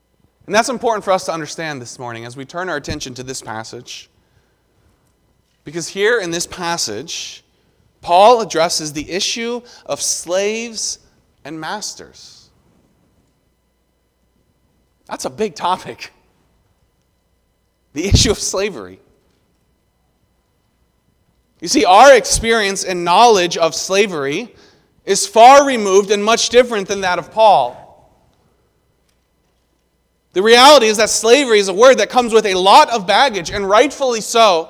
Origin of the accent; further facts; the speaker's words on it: the South, United States; Growing up in the South, I called it neither soda nor pop